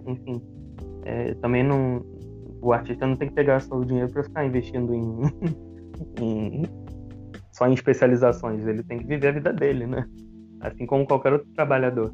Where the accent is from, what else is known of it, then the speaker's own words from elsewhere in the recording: Baixada Fluminense, Rio de Janeiro, Brazil; eu nasci na, na Baixada Fluminense